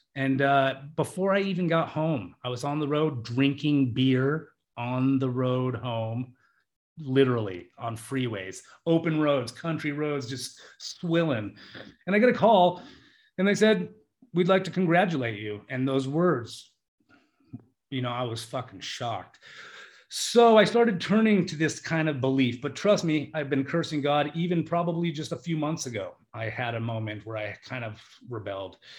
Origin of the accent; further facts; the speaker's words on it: United States; We come from the United States